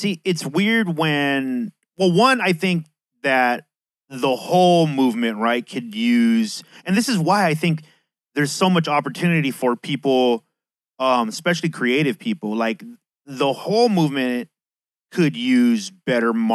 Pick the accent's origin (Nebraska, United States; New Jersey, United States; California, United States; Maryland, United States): California, United States; San Diego; I'm from San Diego